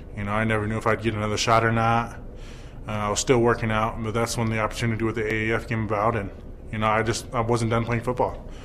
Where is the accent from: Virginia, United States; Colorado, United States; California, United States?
Colorado, United States; Denver; also born or lived in Highlands Ranch; I was actually born and raised in Denver, uh, about 10 minutes down the road from uh, Mile High Stadium